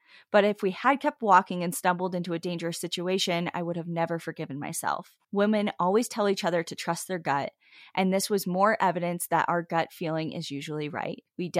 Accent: Iowa, United States; There were trees everywhere. We're from Iowa, so this is a rare sight already.

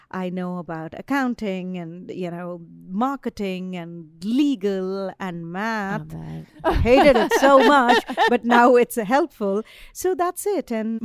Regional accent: Ranchi, Jharkhand, India; moved away as an adult; also born or lived in Philadelphia / Chicago / New York; now in Nashville, United States; So I grew up in this really small town in eastern India. It's called Ranchi.

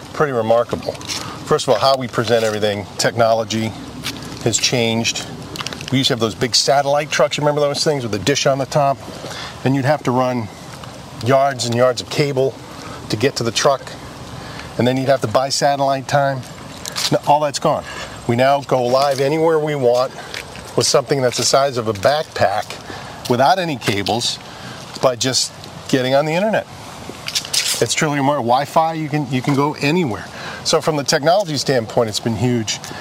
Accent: Boston, Massachusetts, United States; growing up in Boston

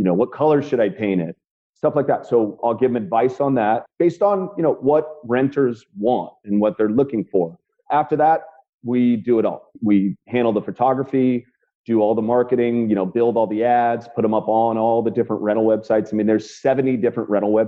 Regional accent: Burlingame, California, United States; I'm actually from the Bay Area. I'm from the town called Burlingame, which is about 20 minutes south of San Francisco. My dad's from San Francisco, so I spent a lot of time as a kid in San Francisco.

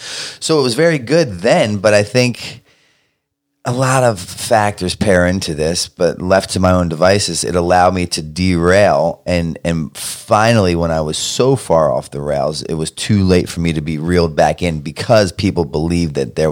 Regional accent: Baltimore, Maryland, United States; Because I'm from Baltimore.

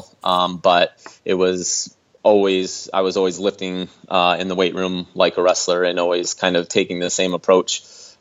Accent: Minnesota, United States; now in Storm Lake, United States; I'm from Minnesota, and I'm currently based in Iowa, in Storm Lake, Iowa

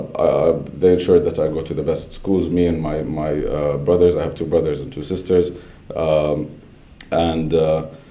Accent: Saudi Arabia; moved away as an adult; also born or lived in Baton Rouge, Louisiana, United States / Pennsylvania, United States; I grew up in Saudi until just after high school, where I went to the US to study

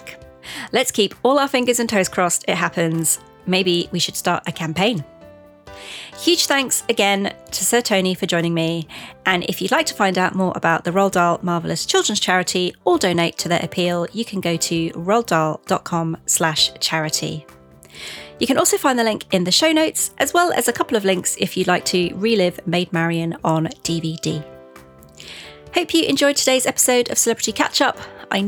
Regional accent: London, United Kingdom

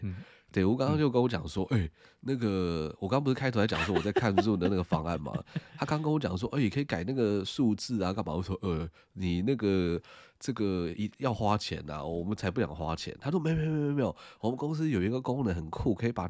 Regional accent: Taiwan; 对对对，我们台湾人英文没有特别好

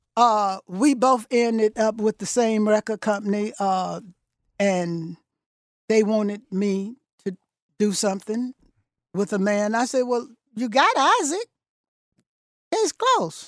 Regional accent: Thomson, Georgia, United States; moved away as an adult; also born or lived in Newark / New York; I was born in Thompson, Georgia, one hundred and twenty-nine miles north of here.

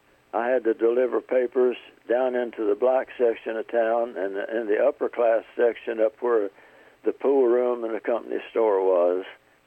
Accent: High Coal, West Virginia, United States; also born or lived in Whitesville, West Virginia; I grew up in High Coal, West Virginia. That's in Boone County. I was born right in the middle of Boone County, uh-huh, in a place called Whitesville, mm-hmm, in 1932.

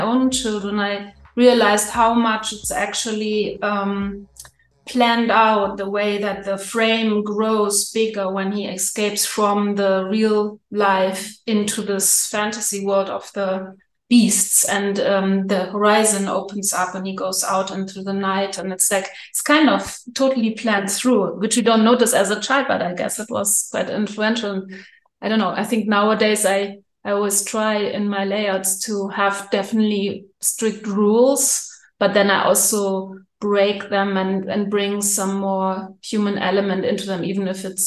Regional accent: Northern Germany, Germany; moved away; I'm German. I grew up in Northern Germany, in the countryside, actually

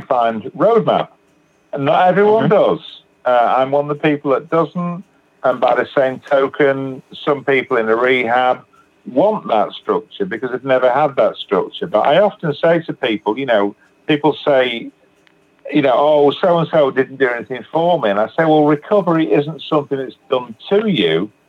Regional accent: Manchester, North West England, United Kingdom; now in Batley, United Kingdom; I'm originally from Manchester in England

